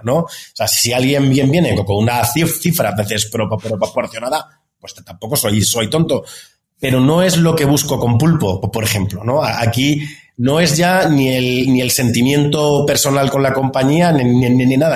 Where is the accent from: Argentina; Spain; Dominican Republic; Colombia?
Spain; Andalusia; moved away as an adult; also born or lived in Madrid, Spain; now in Mexico; soy andaluz, soy, soy del sur de España